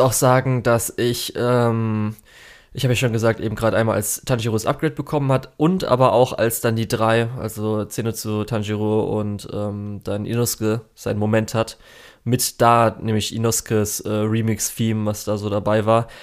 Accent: Germany; bei uns in Deutschland

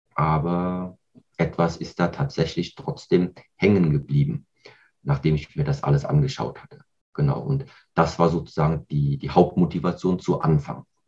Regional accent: Kaiserslautern area, Rhineland-Palatinate, Germany; Ich bin hier in Deutschland aufgewachsen, auch hier im Raum Rheinland-Pfalz bei Kaiserslautern

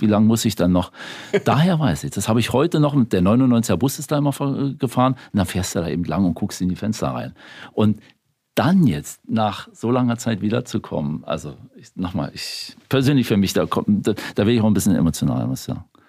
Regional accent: Berlin, Germany; also born or lived in Bavaria; ich bin zwar in Bayern geboren, aber in Berlin aufgewachsen, in Spandau.

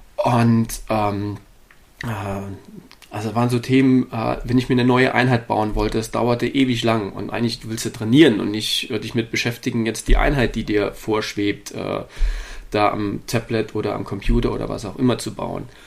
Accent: Saarland, Germany; also born or lived in Darmstadt; now in Hannover, Germany; bin an sich gebürtiger Saarländer, äh, bin aber über äh, einige Jahre in Darmstadt, schlussendlich in Hannover gelandet

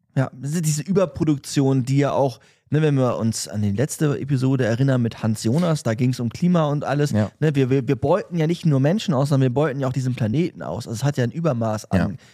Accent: Germany; wir als Deutsche, die jetzt in Deutschland leben

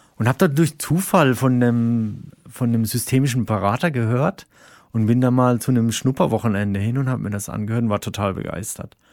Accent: Rhine-Neckar, Germany; moved away as an adult; now in Berlin, Germany; da, wo ich herkomme, so die, die Rhein-Neckar-Region

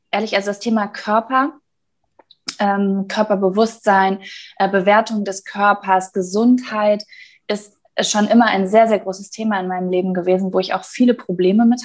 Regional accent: North Rhine-Westphalia, Germany; ich äh, wollte nämlich mit einem Mietwagen aus meiner Heimatstadt in Nordrhein-Westfalen nach Berlin fahren

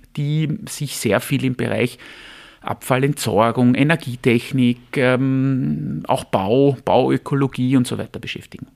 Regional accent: Vienna, Austria; ich bin ein Wiener, Familienvater, 49 Jahre alt

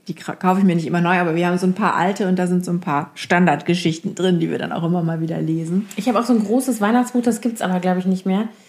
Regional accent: Lower Saxony, Germany; Ich bin ja aus Friesen

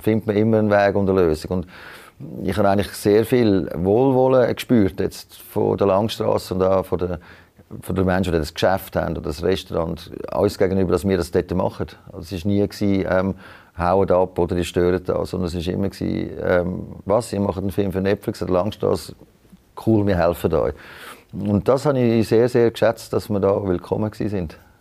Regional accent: Switzerland; als Schweizer

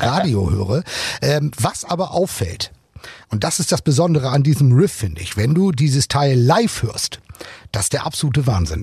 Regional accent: Germany; bei uns in Deutschland

